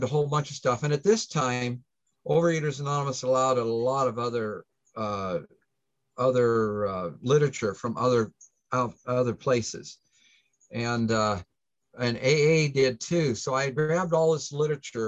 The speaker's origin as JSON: {"language": "English", "town": "Plattsmouth", "region": "Nebraska", "country": "United States", "said": "I'm from the Omaha area, a town by the name of Plattsmouth"}